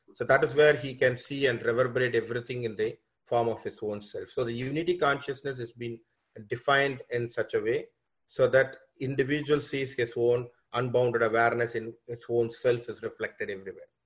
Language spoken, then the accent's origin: English; India; also born or lived in Fairfield, Iowa, United States; now in Toronto, Canada; I was born from India. Basically, I'm now I'm in Canada, Toronto, uh, working in a college here as a professor.